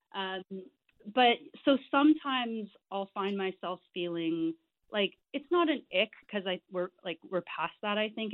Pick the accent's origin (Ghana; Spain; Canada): Canada; I'm Canadian.